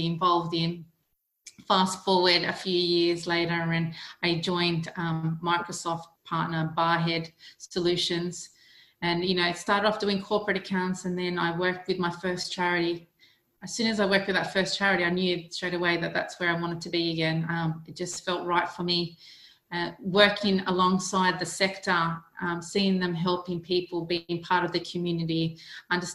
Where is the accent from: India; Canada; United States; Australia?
Australia; accent: Australian; moved away as an adult; now in United Kingdom; You may recognise my accent as being Australian because that's where I'm from. I was born in Australia and I migrated over here last year